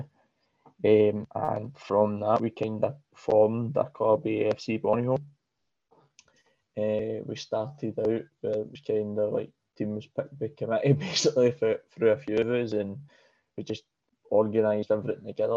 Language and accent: English; Glasgow, Scotland, United Kingdom; I'm from Pollock originally, and up until that point we'd stayed in Pollock all my days, basically